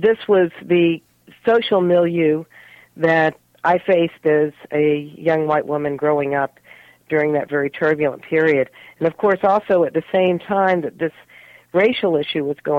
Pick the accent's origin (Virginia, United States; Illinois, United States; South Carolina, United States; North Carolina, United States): Virginia, United States; Richmond; moved away as an adult; also born or lived in Haifa, Israel; I grew up in Richmond, Virginia in the 50s and 1960s up into the early 70s